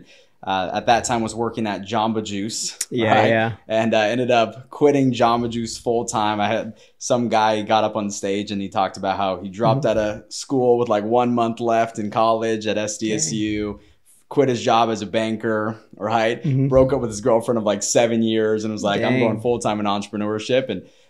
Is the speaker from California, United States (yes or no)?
yes; Claremont, California, United States; I grew up in Claremont area.